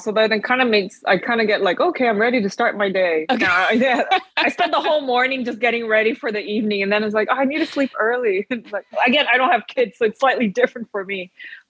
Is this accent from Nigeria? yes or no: no; São Paulo, Brazil; When I was growing up in Brazil, there's been a Taiwanese community that grew up in São Paulo. So I grew up in São Paulo.